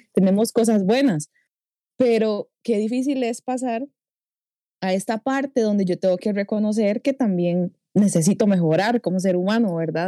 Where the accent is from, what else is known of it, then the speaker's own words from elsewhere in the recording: Costa Rica; accent: tico; mi acento tico